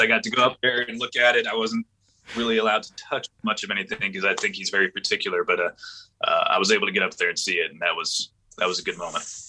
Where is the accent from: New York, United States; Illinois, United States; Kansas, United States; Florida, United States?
Florida, United States; Panama City; also born or lived in Orlando, Florida / Jacksonville, Florida; I grew up in Panama City, Florida, which is up in the Panhandle, the West area.